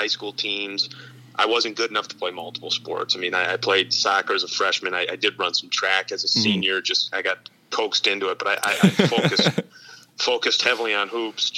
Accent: Green Bay, Wisconsin, United States; now in Minnesota, United States; I'm from Green Bay, Wisconsin originally

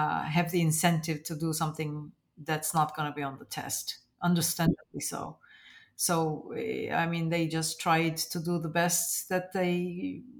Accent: Northern Cyprus, Cyprus; So I grew up in Cyprus, in northern Cyprus

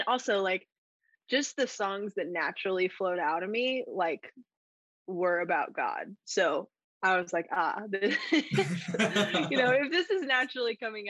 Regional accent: Colorado Springs, Colorado, United States; moved away as an adult; now in Nashville, United States; I grew up in Colorado Springs, around the mountains

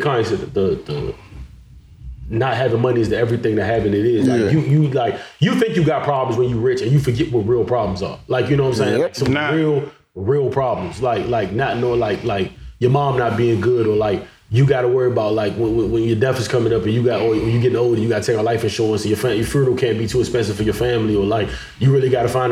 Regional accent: Barbados; I'm from Barbados and I've been mad different islands

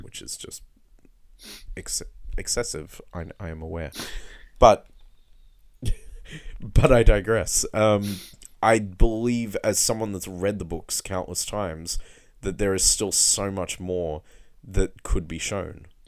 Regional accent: Blue Mountains, New South Wales, Australia; growing up in the Blue Mountains

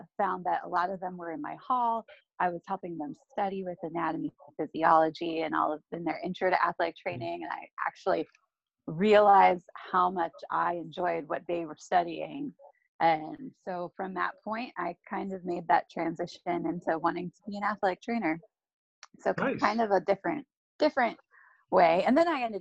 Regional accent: Slippery Rock, Pennsylvania, United States; I'm originally from Slippery Rock, Pennsylvania

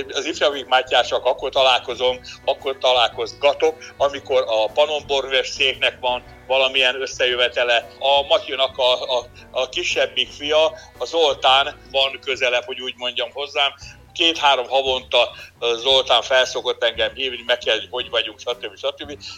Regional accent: Hungary; magyarok vagyunk

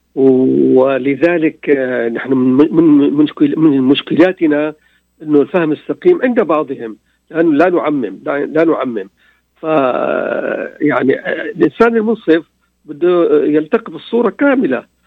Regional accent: Damascus, Damascus Governorate, Syria; انا من من دمشق آه، في يعني حي لليهود حي الامين

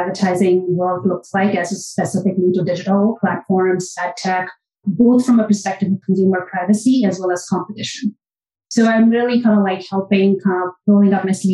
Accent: India; moved away as an adult; now in New York City, United States; I am born and raised in India, and I've kind of like done my education in India, and I moved here probably around 20 years ago

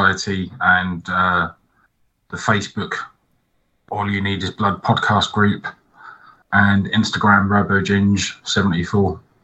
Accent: England, United Kingdom; I'm English

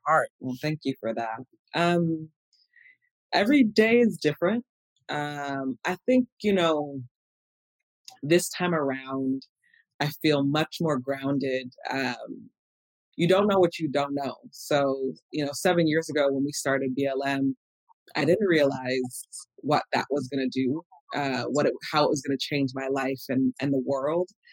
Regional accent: Los Angeles, California, United States; I I grew up here in in Los Angeles

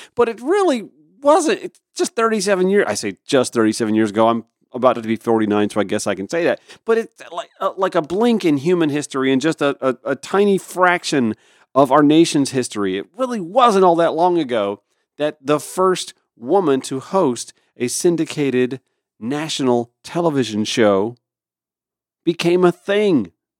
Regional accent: Augusta, Georgia, United States; my hometown of Augusta

